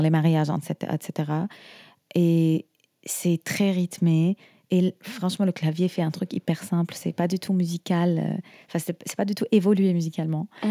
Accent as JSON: {"language": "French", "country": "Syria", "said": "nous, en Syrie, par exemple, on a, des, euh, on a quelques villages"}